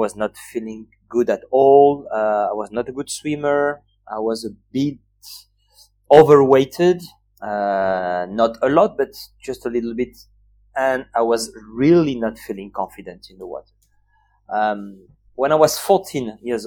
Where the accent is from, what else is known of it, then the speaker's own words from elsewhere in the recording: Nice, Provence-Alpes-Côte d'Azur, France; I was born in 1982 in Nice. This is the city where I grew up, by the Mediterranean Sea